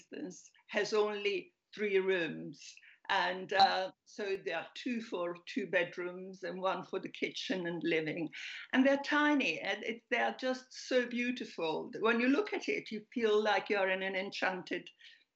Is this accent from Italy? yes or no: yes; Apulia, Italy; also born or lived in Milan; now in London, United Kingdom; I was born in Puglia, but I moved away first to Milan and then to London